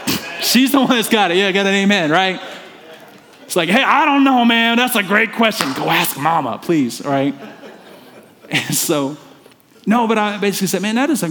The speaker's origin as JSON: {"language": "English", "region": "the South", "country": "United States", "said": "And so listen, I'm from the South. Many of you know that. And I'm kind of losing my accent."}